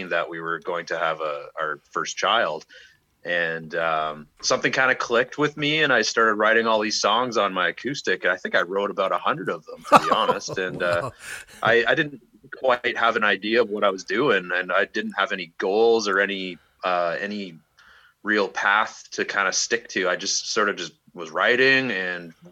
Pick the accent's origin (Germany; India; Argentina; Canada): Canada; Toronto, Ontario; now in Durham Region, Canada; I'm originally from the Toronto area. I spent the last 30 years living in Durham region